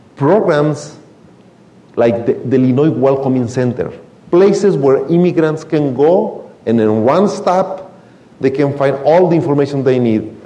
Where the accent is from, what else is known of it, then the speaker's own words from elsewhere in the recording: Michoacán, Mexico; English is a second language; moved away as an adult; now in United States; I came here from Mexico, from a very small town in Michoacan, 22 years ago. I didn't speak the language at all